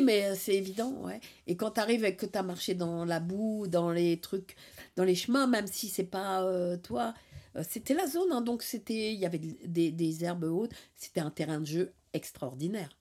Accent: Paris, Île-de-France, France; je viens de Paris. Et dans Paris, en fait, j'étais au bord de Paris, dans la périphérie, là. Et euh, je suis un, euh, une enfant de, la zone

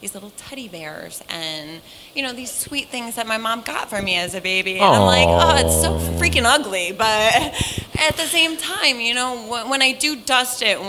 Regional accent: Connecticut, United States; I'm from Connecticut

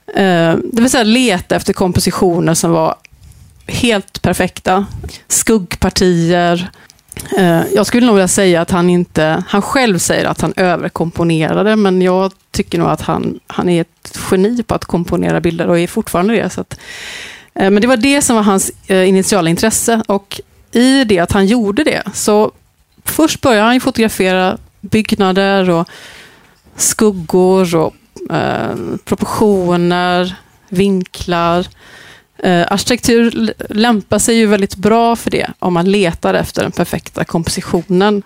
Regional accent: Gothenburg, Västra Götaland, Sweden; jag är uppväxt i Hammarkull under den här perioden

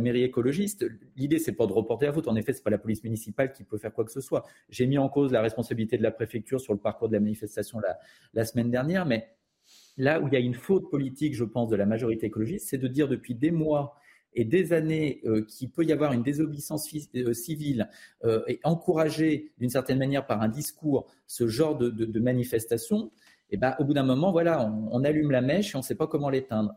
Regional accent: Lyon, Auvergne-Rhône-Alpes, France; je, suis né à Lyon, j'ai grandi à Lyon

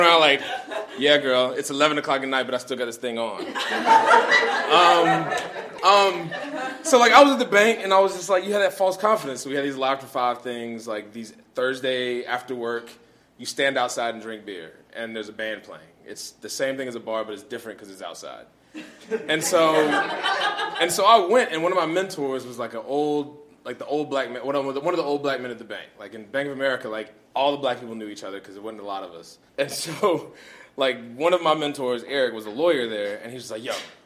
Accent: Charlotte, North Carolina, United States; I'm from Charlotte, North Carolina

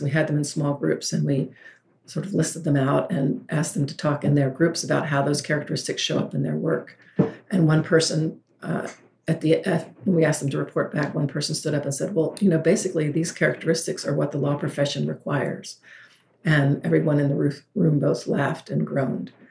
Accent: the South, United States; I'm from the South

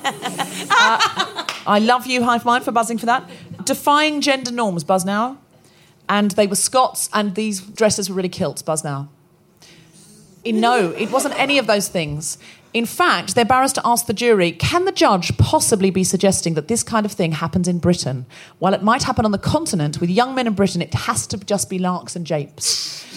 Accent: Australia; moved away; I was born and raised in Australia

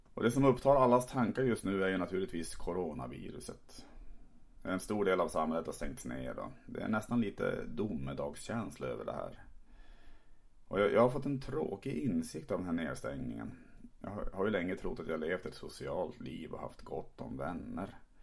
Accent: Tärnaby, Västerbotten County, Sweden; now in Malmö, Sweden; pratar som jag gör för att jag växte upp i Tärnaby uppe i Lappland

